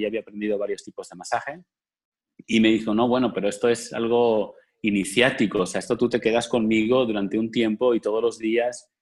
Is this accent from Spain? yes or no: yes; Spain; moved away as an adult; now in Cancún, Mexico; desde España, yo trabajaba, soy español